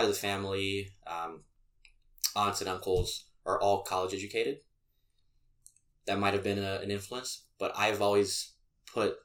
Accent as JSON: {"language": "English", "country": "Brazil", "tie": "born or raised there", "moved": "as an adult", "lives_now": "Boulder, United States", "said": "I grew up in Brazil, so that's where I'm transferring from"}